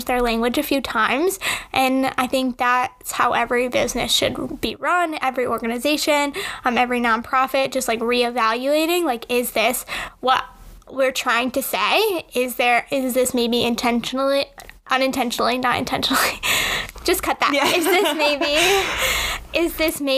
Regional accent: Connecticut, United States; I grew up in Connecticut

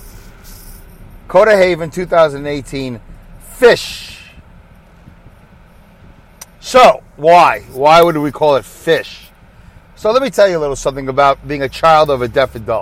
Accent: New York City, New York, United States; my accent because I'm from Brooklyn, New York

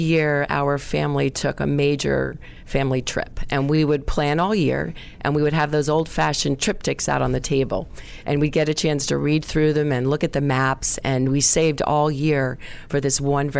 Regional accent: New York City, New York, United States; I grew up in Middle Village, Queens, New York, just outside of Manhattan.

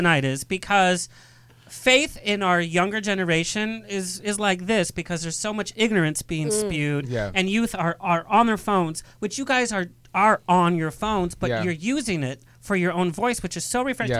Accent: Southern California, United States; growing up in Southern California, my grandma, born in Mexico, right? But she always said to tell people we're Spanish. I was the only Latin kid.

